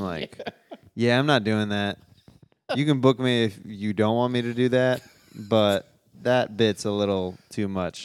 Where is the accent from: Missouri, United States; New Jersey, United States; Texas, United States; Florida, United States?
Missouri, United States; Kansas City; I'm from Kansas City